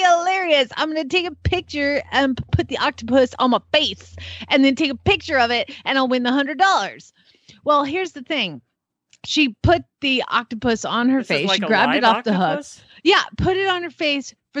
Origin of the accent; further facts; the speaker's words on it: Atlanta, Georgia, United States; my hometown of Atlanta, Georgia